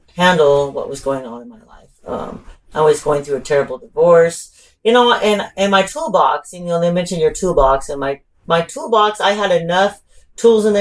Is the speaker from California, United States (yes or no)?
yes; Ventura, California, United States; also born or lived in Oxnard, California; I'm from Ventura and Oxnard